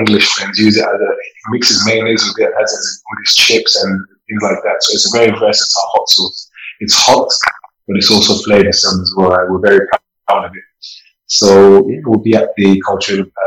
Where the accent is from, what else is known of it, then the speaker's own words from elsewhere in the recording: Sierra Leone; moved away; I'm from Sierra Leone